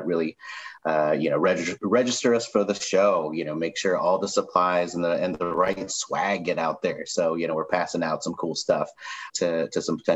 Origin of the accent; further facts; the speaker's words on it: Missouri, United States; moved away as an adult; also born or lived in Chicago / Kansas City; I moved out of my home state of Missouri